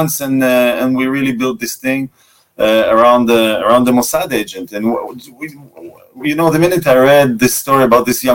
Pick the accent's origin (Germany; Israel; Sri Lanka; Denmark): Israel; first language Russian; English is a second language; also born or lived in Moscow, Russia; I was born in Moscow and I grew up as an Israeli.